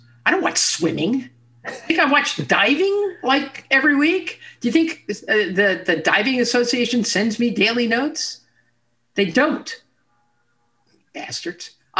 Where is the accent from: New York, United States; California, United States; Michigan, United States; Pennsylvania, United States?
New York, United States; I'm a New Yorker.